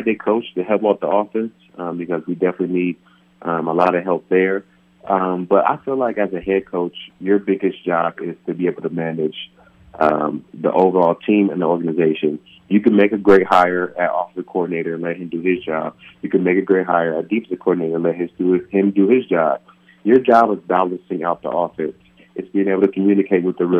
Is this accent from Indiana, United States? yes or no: no; California, United States; moved away; back home in my hometown of California